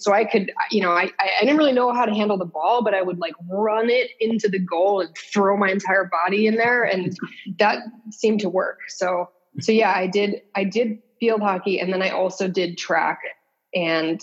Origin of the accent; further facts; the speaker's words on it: West Hartford, Connecticut, United States; I grew up in West Hartford, Connecticut